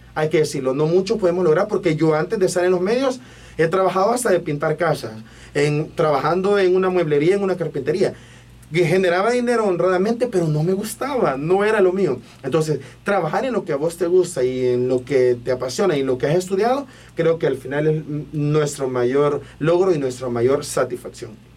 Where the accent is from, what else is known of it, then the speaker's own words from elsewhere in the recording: Ilopango, San Salvador, El Salvador; soy de Ilopango